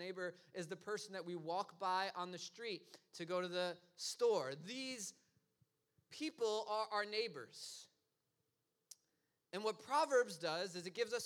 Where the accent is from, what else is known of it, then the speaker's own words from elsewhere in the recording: New York City, New York, United States; I'm from Brooklyn